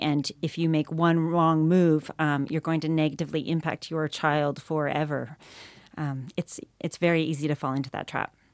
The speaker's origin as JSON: {"language": "English", "country": "Canada", "moved": "as an adult", "lives_now": "New Zealand", "said": "I'm from Canada originally"}